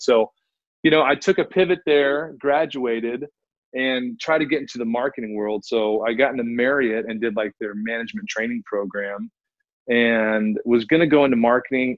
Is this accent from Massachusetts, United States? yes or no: no; Fort Worth, Texas, United States; moved away as an adult; also born or lived in Chicago / Bay Area, California; I was born and raised in Fort Worth, Texas